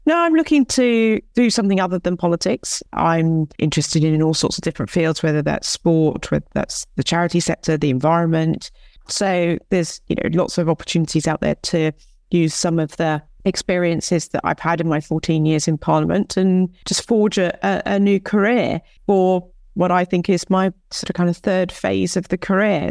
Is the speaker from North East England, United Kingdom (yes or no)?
no; Hythe, South East England, United Kingdom; I grew up in Kent, you know, I grew up in Hythe, I went to school in Folkestone